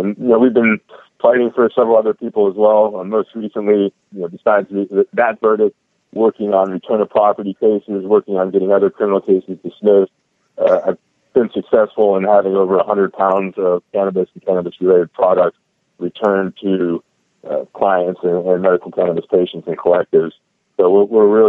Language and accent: English; Pittsburgh, Pennsylvania, United States; now in San Diego, United States; I actually grew up in the Northeast. I'm from Pittsburgh, Pennsylvania, originally